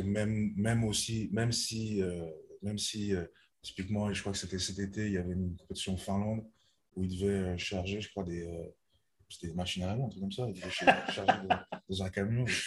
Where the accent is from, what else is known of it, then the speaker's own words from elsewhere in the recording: Lausanne, Vaud, Switzerland; j'ai 25 ans, je viens de Lausanne